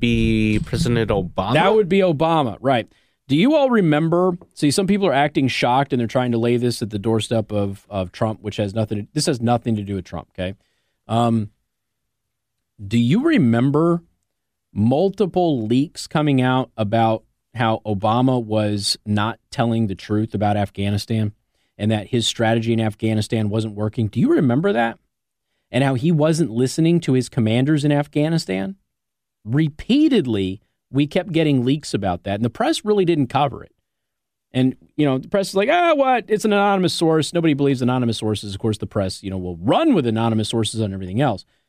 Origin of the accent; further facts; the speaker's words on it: Las Vegas, Nevada, United States; I'm from Vegas.